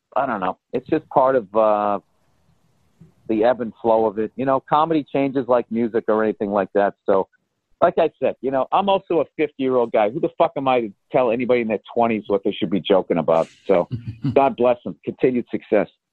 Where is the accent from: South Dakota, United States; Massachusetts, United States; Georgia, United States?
Massachusetts, United States; Boston; accent: Boston; my Boston accent